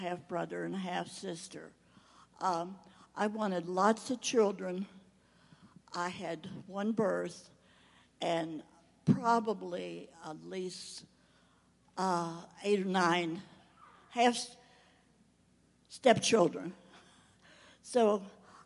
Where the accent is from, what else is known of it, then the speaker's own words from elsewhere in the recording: Maryland, United States; moved away; also born or lived in Rio de Janeiro, Brazil; Maryland, my hometown